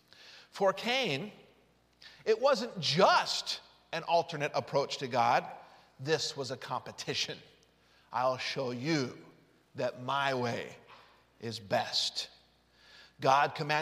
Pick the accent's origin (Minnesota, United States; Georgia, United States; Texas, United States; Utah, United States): Utah, United States; I grew up in Utah